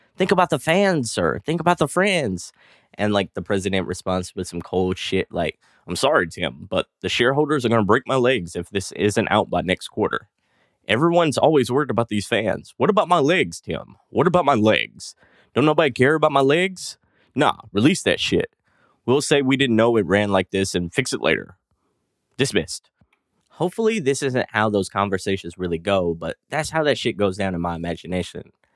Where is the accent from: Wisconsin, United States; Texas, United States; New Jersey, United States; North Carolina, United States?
Texas, United States; East; accent: country drawl; I'm actually from East Texas, and all of us talk with that country drawl